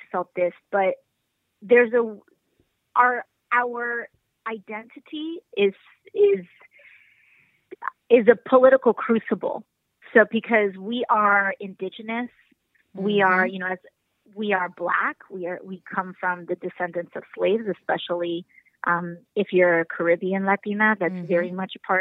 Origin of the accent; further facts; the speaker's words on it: New York City, New York, United States; I'm a third generation Bronxite. I was born here